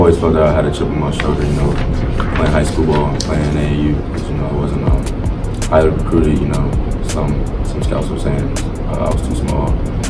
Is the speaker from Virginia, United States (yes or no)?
yes; Northern Virginia, United States; I'm from around this area. I'm from North Virginia, not too far.